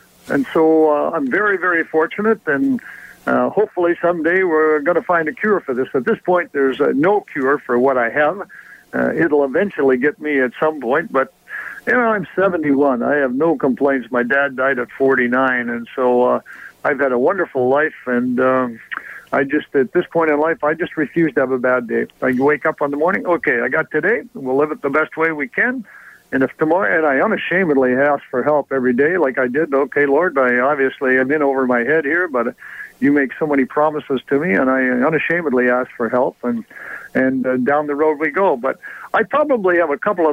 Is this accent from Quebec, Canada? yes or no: no; Lucknow, Ontario, Canada; moved away; also born or lived in Detroit / Toronto / Birmingham, Alabama; I'm very, very proud that, Lucknow is my hometown